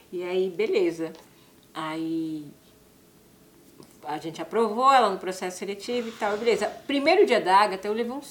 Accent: São Paulo, Brazil; eu sou da periferia de São Paulo.

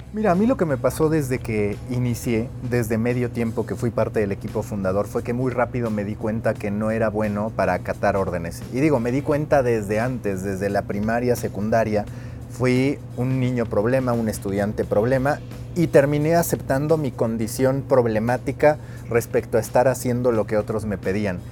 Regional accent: Mexico

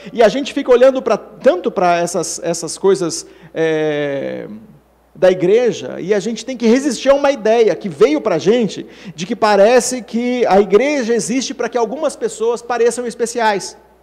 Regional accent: São Paulo, Brazil; todos nós aqui que somos de São Paulo

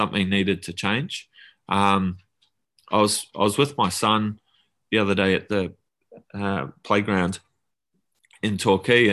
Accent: Auckland, New Zealand; also born or lived in Tauranga, New Zealand / Mount Maunganui; I grew up there, but did, you know, most of my growing up in Auckland, in the eastern suburbs of Auckland

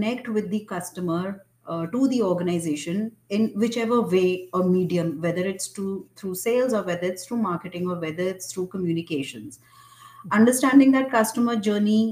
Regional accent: India; I thought of myself as an Indian

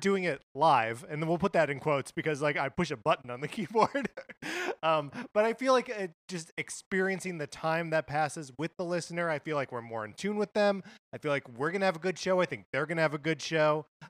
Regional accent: Kenosha, Wisconsin, United States; this is a landmark store that I went to on my recent visit to my hometown of Kenosha, Wisconsin.

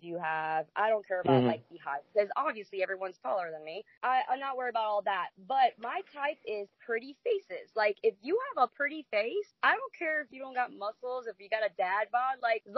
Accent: New Jersey, United States; now in Jacksonville, United States; I'm from Jersey

